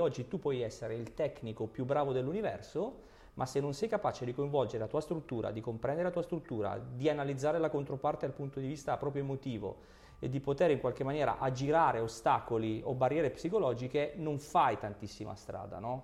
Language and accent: Italian; Basilicata, Italy; Io vengo dalla Basilicata